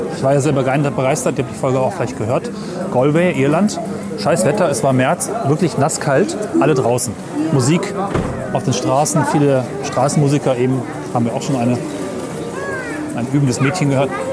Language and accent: German; Hessisch Oldendorf, Lower Saxony, Germany; moved away as an adult; now in Göttingen, Germany; wo ich aufgewachsen bin, Hessisch-Ollendorf, Fuhlen und Hameln, an der Weser